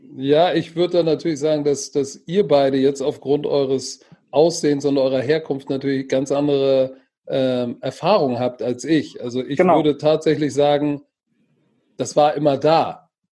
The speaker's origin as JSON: {"language": "German", "region": "Hamburg", "country": "Germany", "tie": "born or raised there", "said": "ich bin Deutscher und Hamburger und zwar durch und durch"}